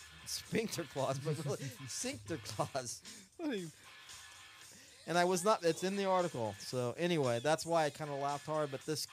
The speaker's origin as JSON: {"language": "English", "country": "Philippines", "tie": "born there", "said": "I was born in the Philippines."}